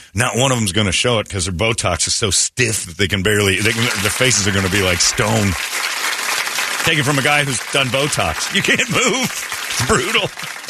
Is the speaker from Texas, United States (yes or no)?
no; Mesa, Arizona, United States; I grew up in Mesa. Mesa was when we grew up in that time, was the annoying suburb, sleepy suburb.